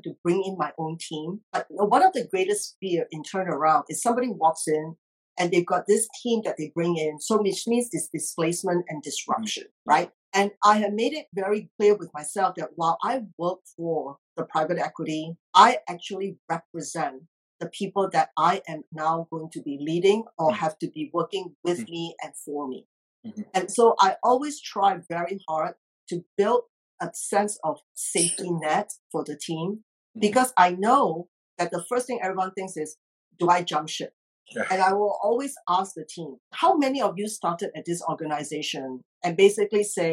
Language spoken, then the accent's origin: English; Singapore; moved away as an adult; also born or lived in Australia / United Kingdom / Geneva; now in United States; I grew up in Singapore